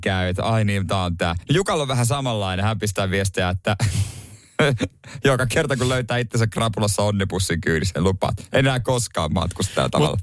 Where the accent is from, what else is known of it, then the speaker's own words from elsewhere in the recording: Seinäjoki, South Ostrobothnia, Finland; mun kotikaupungissa Seinäjällä